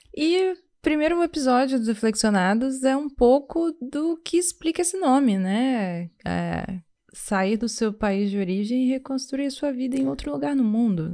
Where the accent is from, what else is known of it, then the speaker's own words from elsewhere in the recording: Vitória, Espírito Santo, Brazil; moved away as an adult; now in Montreal, Canada; A gente vem do Brasil, mais especificamente de Vitória, no Espírito Santo